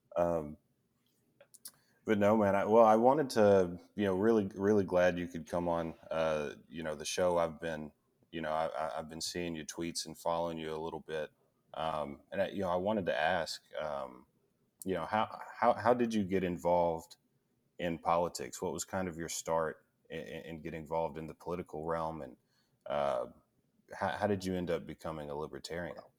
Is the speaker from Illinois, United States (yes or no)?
no; Tennessee, United States; moved away; I'm actually from Tennessee. I, I, I don't live there anymore